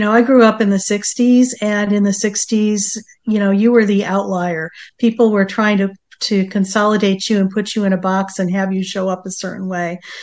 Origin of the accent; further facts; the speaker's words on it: East Coast, United States; moved away as an adult; now in San Diego, United States; growing up on the East Coast